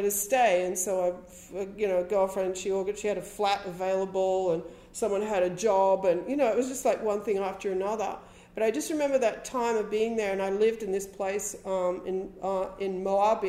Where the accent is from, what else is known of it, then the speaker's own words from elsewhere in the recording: Wollongong, New South Wales, Australia; also born or lived in Sydney / Heathcote; they moved into a house in Wollongong when I was a teenager.